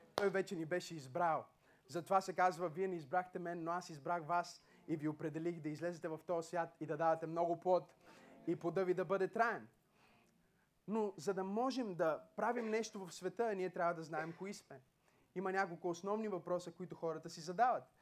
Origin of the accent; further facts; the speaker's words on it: Bulgaria; ние имаме едно гражданство като българин